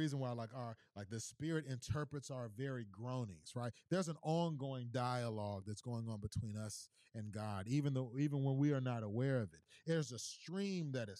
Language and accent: English; Missouri City, Texas, United States; I'm from Houston, born and bred, from H-Town down, 77489 for the nose who know, Mo City